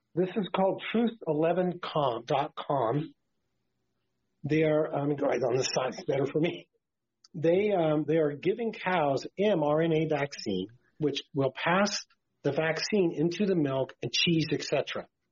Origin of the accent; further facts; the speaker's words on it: Martinez, California, United States; I grew up on a cattle ranch in California in the Bay Area, about 30 miles west of San Francisco in the Contra Costa County in the hills around Martinez, California